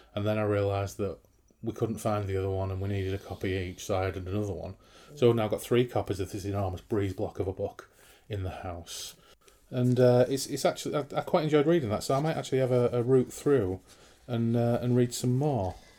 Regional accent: Grimsby, Yorkshire and the Humber, United Kingdom; But in the north, where we're from, I'm from Old Fields from Grimsby

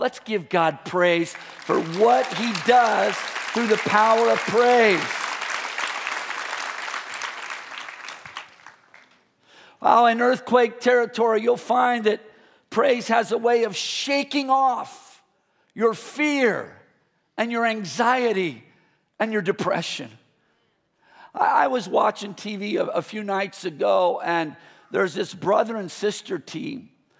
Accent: Midwest, United States; born there; I was born in the Midwest. So we moved here to the Bay Area.

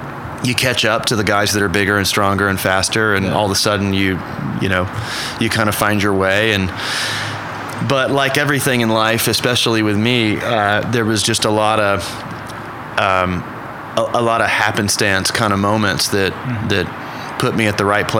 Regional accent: Oklahoma City, Oklahoma, United States; Yeah. I mean, growing up here was amazing, right?

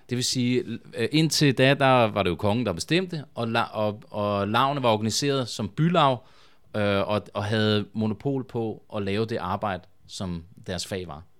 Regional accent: Svendborg, Southern Denmark, Denmark; jeg kommer fra Svendborg oprindeligt

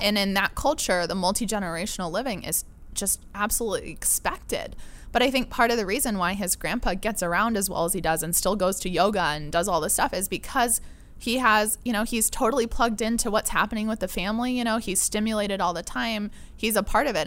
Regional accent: La Mesa, California, United States; also born or lived in Pennsylvania / Barcelona / Mexico; I grew up in La Mesa

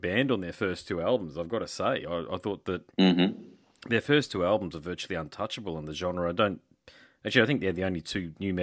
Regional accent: Australia; Australia. I'm definitely from Australia.

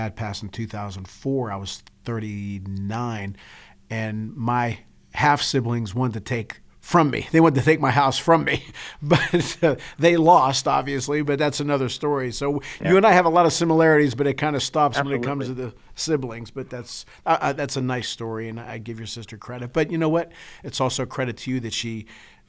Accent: Sewickley, Pennsylvania, United States; I've born and raised in Swickley, Pennsylvania, which is just outside of Pittsburgh.

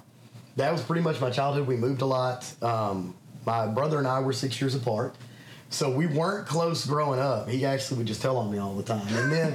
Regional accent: Little Rock, Arkansas, United States; born there; I was born in Little Rock, Arkansas. We actually moved back and forth a lot when I was a kid.

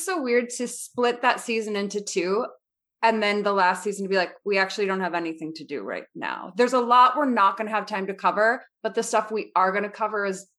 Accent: Wisconsin, United States; I'm from Wisconsin.

